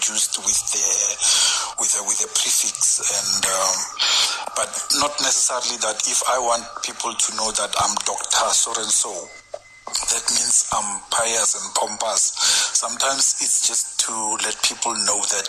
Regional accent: Pretoria, Gauteng, South Africa; now in De Aar, South Africa; But I come from Ettridgeville

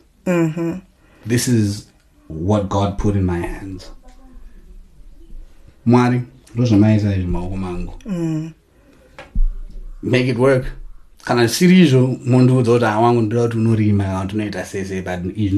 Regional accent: Chinhoyi, Zimbabwe; I grew up in Chinoy.

